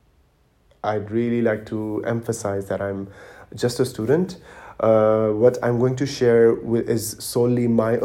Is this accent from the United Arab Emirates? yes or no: yes; Dubai, United Arab Emirates; moved away as an adult; also born or lived in Pakistan / Germany; now in Berlin, Germany; I was born and raised in Dubai, in the United Arab Emirates